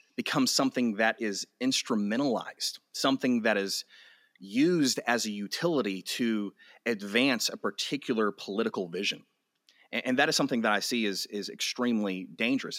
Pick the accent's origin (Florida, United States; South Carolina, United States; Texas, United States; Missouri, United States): Texas, United States; Amarillo; I was born and raised in Amarillo